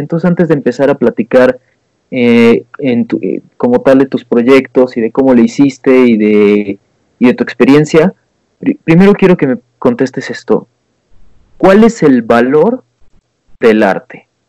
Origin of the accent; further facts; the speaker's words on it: Mexico; como buen mexicano que soy